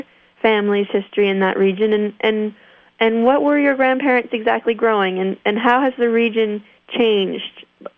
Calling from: Hardwick, Vermont, United States; because I'm calling you from Hardwick, Vermont, which is another really dynamic agricultural economy.

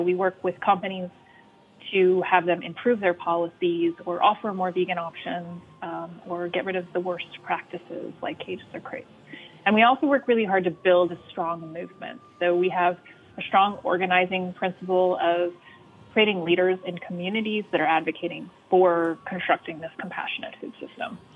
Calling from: Atlanta, Georgia, United States

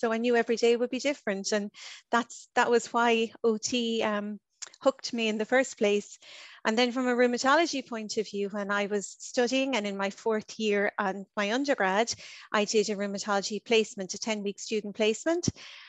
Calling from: Leinster, Ireland; So Cheryl, I'm joining today from Ireland. I live in County Kildare in Ireland

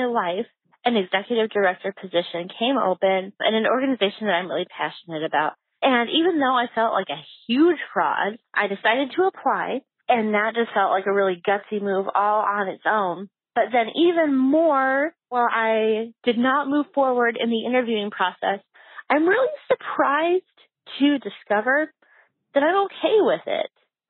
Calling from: St. Paul, Minnesota, United States; calling from St. Paul, Minnesota.

